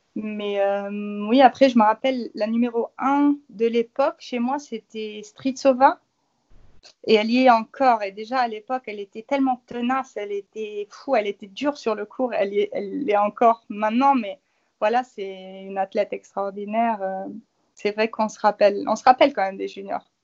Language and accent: French; Luxembourg; je suis du Luxembourg